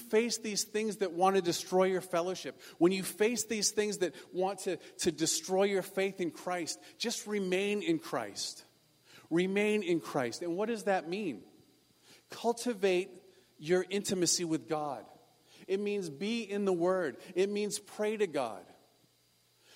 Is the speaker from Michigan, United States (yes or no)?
no; Maine, United States; now in California, United States; I come from Maine